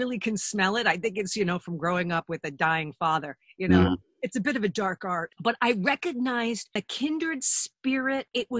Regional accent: Huntington, New York, United States; I lived in Huntington Village, you know, when we were growing up.

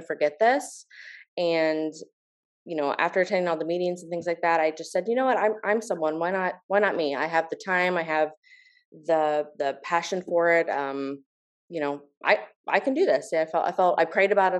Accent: Volusia County, Florida, United States; I was raised in Volusia County.

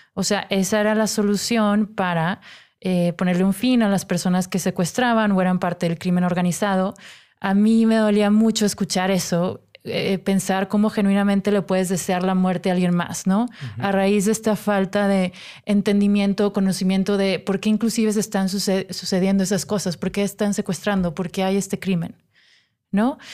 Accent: Monterrey, Nuevo León, Mexico; moved away; yo soy de Monterrey

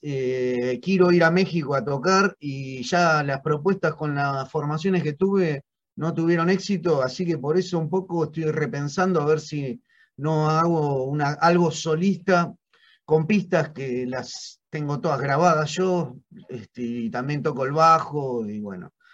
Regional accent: Argentina; como argentino

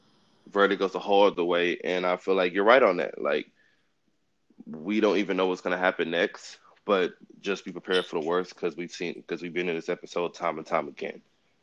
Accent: Richmond, Virginia, United States; Growing up in the Richmond area, I didn't really see a lot of racism that much.

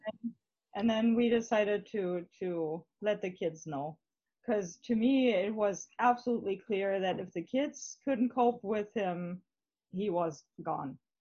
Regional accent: Germany; English is a second language; the area around Hamburg

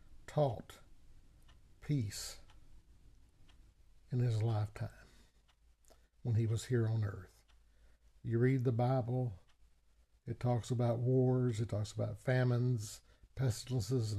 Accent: United States; I was born in the United States of America

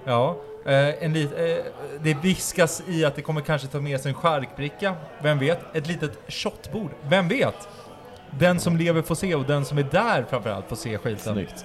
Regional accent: Uppsala, Uppsala County, Sweden; bor i Norby. Min, min ädla stadsdel där jag är uppvuxen

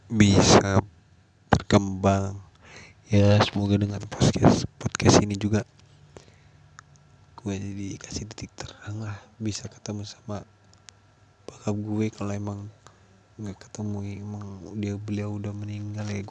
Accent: Labuan Ratu, Lampung, Indonesia; termasuk desa gue di dusun tiga kalau dulu kan namanya dusun kalau desanya desa Labuan Ratu satu kalau tempat gue itu dusunnya Sinar Banten

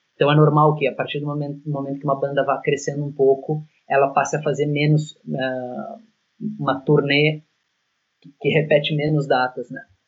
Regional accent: Porto Alegre, Rio Grande do Sul, Brazil; moved away as an adult; now in Milan, Italy; Porto Alegre, que é a nossa cidade natal

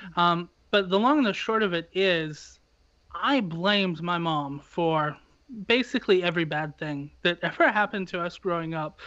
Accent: United States; as an American

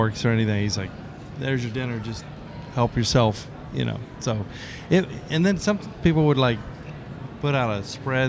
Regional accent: Miami, Florida, United States; I'm from Kendall.

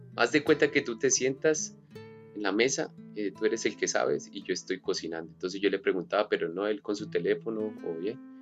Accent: Colombia; now in Australia; soy colombiano, nacido en Colombia

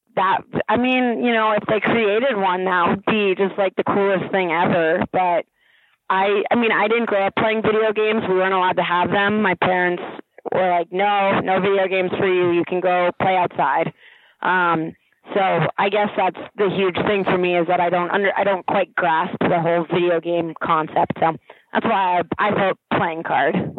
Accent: Princeton, New Jersey, United States; I grew up in Princeton, New Jersey

